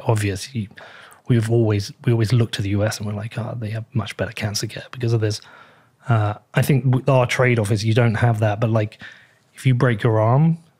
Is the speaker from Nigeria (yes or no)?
no; United Kingdom; I'm from the UK, we're in Europe.